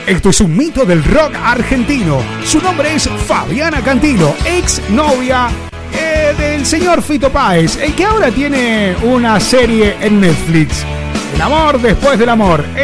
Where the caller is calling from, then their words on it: Barcelona, Catalonia, Spain; soy de Barcelona.